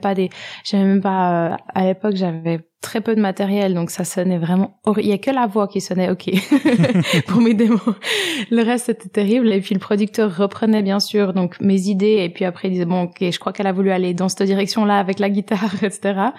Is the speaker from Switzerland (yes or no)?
yes; French-speaking Switzerland, Romandy, Switzerland; J'ai grandi en Suisse, dans la partie francophone.